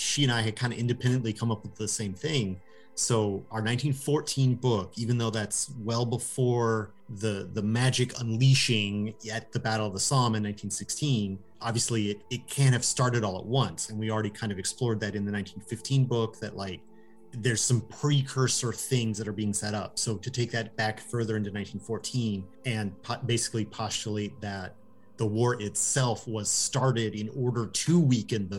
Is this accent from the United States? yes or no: yes; United States; I'm an American